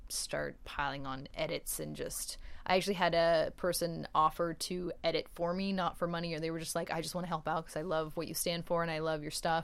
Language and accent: English; Portland, Oregon, United States; I'm from Portland.